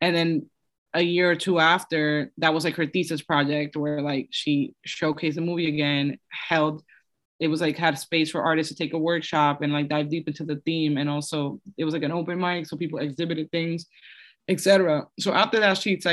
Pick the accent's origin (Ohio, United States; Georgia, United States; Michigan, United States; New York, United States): New York, United States; also born or lived in Dominican Republic / Los Angeles; I'm from New York